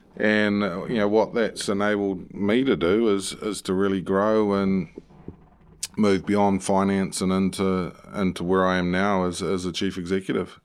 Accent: New Zealand; moved away as an adult; also born or lived in United Kingdom; as a Kiwi lad, um, you know, in the U K

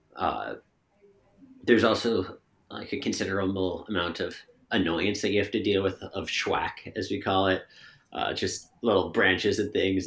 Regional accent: Bedford, Massachusetts, United States; also born or lived in Maine / Connecticut; now in Stowe, United States; I'm from Bedford, Massachusetts

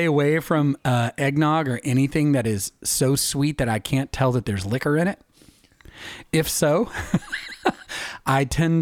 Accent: East Tennessee, United States; Christmas for me, tradition-wise in East Tennessee

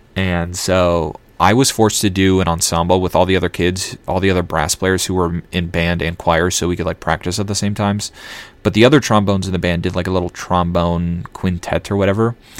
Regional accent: Elk River, Minnesota, United States; I grew up in Elk River, Minnesota

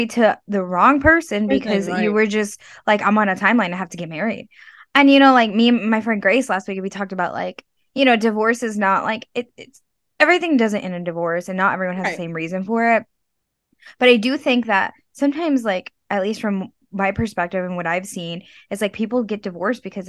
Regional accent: Texas, United States; now in New York, United States; I grew up in Texas

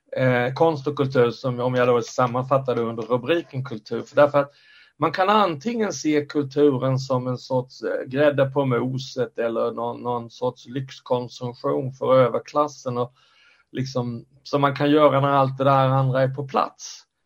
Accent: Skåne, Sweden; also born or lived in Stockholm area; now in Stockholm, Sweden; jag bor i Stockholmsområdet sedan länge men jag är från Skåne. Mm. Jag är skåning i Stockholm

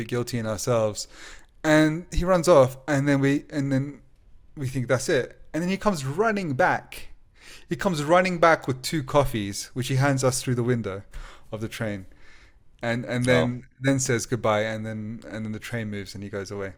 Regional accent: England, United Kingdom; We said England

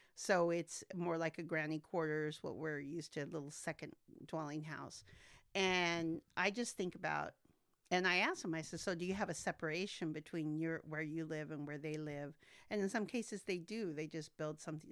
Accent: Santa Maria, California, United States; also born or lived in McAllen, Texas; my daddy brought me here when I was 18 months old. So I am nearly native to Santa Maria

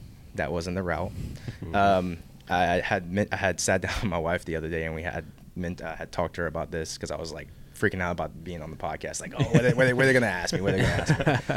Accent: Youngsville, Louisiana, United States; I am originally from Youngsville, Louisiana

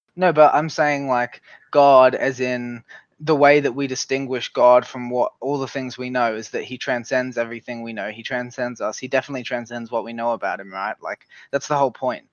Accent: Australia; I'm from Australia

